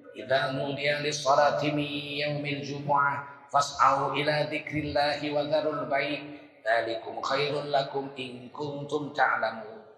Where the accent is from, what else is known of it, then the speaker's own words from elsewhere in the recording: Sumatra, Indonesia; Kita orang Sumatera, orang Kalimantan terjadi krisis moneter 98 malah tambah kaya kita.